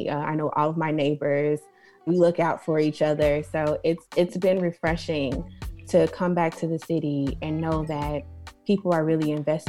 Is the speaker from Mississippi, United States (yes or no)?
no; Richton Park, Illinois, United States; also born or lived in Chicago; I was born in Chicago, but I grew up in Richland Park, a small town in the south suburbs. When my family moved there, I was young in kindergarten. And so I remember it being very rural at the time